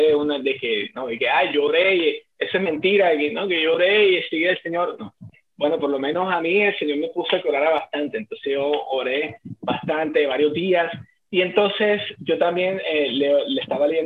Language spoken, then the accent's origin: Spanish; Colombia; moved away; also born or lived in Bogotá; porque nosotros somos de Colombia